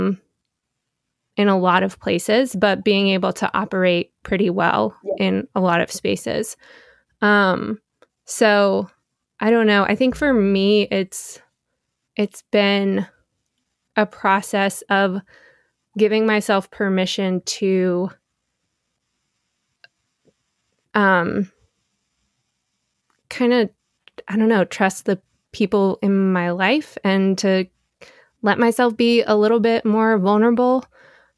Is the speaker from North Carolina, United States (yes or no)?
yes; Beaufort, North Carolina, United States; born or raised there; moved away as an adult; now in New York, United States